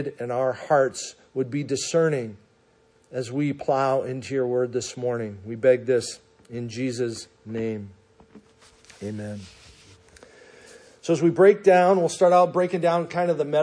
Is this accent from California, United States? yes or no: no; Minnesota, United States; moved away; growing up in Minnesota